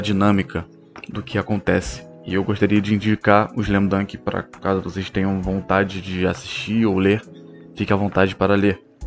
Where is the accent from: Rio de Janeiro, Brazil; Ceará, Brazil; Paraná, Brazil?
Rio de Janeiro, Brazil; eu cresci em Bangu, no Rio de Janeiro